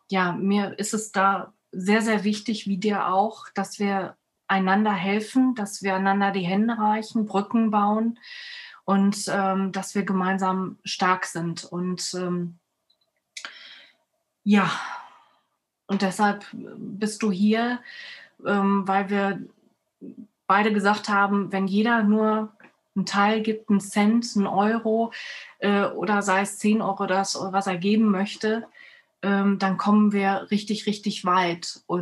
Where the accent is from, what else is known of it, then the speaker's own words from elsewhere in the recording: Hagen, North Rhine-Westphalia, Germany; zur Flutkatastrophe im Ahrtal und meiner Heimatstadt Hagen.